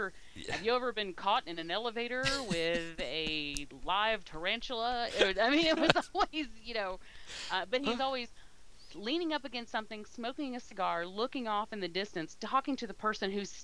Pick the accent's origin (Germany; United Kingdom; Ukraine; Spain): United Kingdom; But I've never heard anyone else. I'm British. I hate to hear them talk.